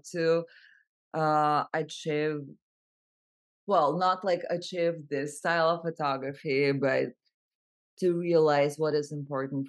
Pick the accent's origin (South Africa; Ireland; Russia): Russia; Moscow; moved away as an adult; also born or lived in San Francisco; now in Los Angeles, United States; I'm originally from Moscow, Russia, and I moved to the U.S. 6.5 years ago.